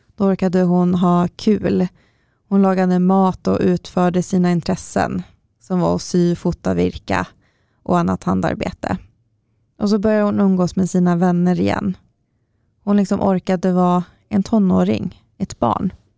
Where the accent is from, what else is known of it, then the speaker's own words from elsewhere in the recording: Karlstad, Värmland, Sweden; now in Stockholm, Sweden; när jag flyttade hit till Stockholm först och, och fortfarande hade kvar viss vård i Karlstad, där jag kommer ifrån